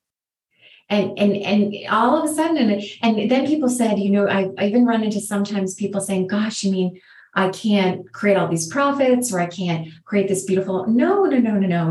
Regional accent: United States

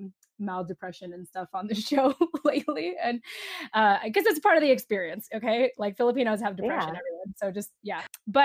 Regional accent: Japan; born there; because I was actually born in Japan as a military child. And she was like, where are you from in the Philippines? And I'm like, I'm actually from Japan.

